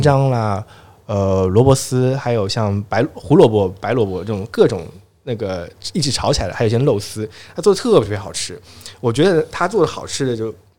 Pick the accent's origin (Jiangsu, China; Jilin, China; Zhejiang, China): Zhejiang, China; moved away as an adult; now in Shenzhen, China; 我们浙江那边